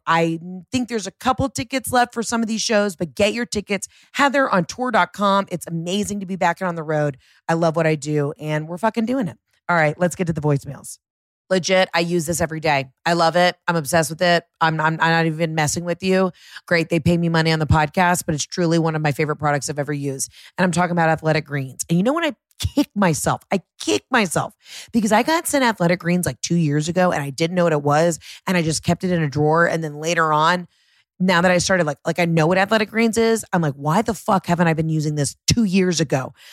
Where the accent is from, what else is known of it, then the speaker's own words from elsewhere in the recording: Pittsburgh, Pennsylvania, United States; now in North Carolina, United States; I am from Pittsburgh, Pennsylvania, but I live in North Carolina